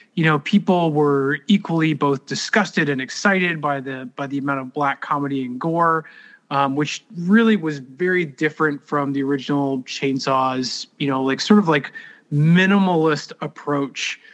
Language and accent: English; Texas, United States; I am from Texas